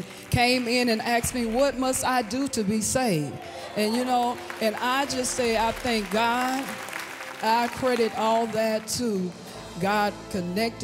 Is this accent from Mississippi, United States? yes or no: yes; Hattiesburg, Mississippi, United States; I'm from Hattiesburg, Mississippi.